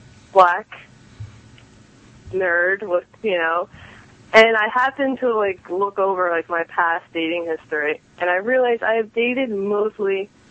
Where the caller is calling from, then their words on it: New Jersey, United States; from South Jersey.